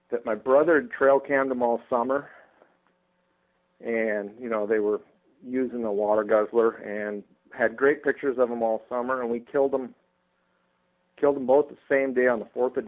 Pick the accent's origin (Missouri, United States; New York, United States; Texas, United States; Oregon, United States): Oregon, United States; Estacada; A small town called Estacada, originally a logging town. We're about 25 miles southeast of Portland